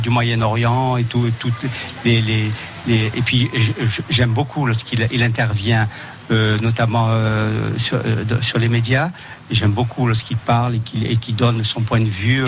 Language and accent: French; Nice, Provence-Alpes-Côte d'Azur, France; moi j'habite Nice, je suis de Nice